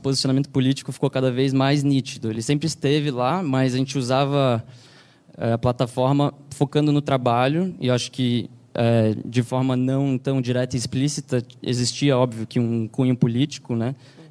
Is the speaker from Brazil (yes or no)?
yes; Brazil; now in New York, United States; a gente, como brasileiros